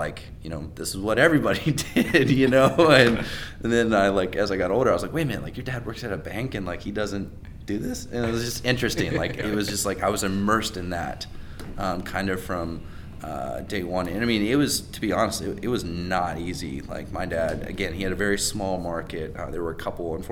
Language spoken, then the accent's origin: English; Raleigh, North Carolina, United States; I grew up in Raleigh, which is, you know, very entrepreneurial market